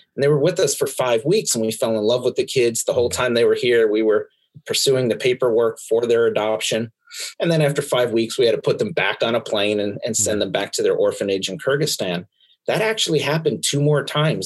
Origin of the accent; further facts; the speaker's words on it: Pennsylvania, United States; also born or lived in Brooklyn, New York; I only lived there for the first four years of my life before uh, before mommy and daddy moved us all to Pennsylvania to to spend uh, uh, what seems like the rest of my life